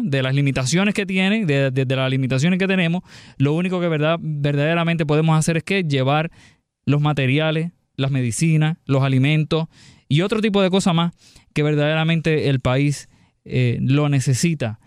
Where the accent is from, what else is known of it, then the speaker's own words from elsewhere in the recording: Puerto Rico; como decimos acá en, Puerto Rico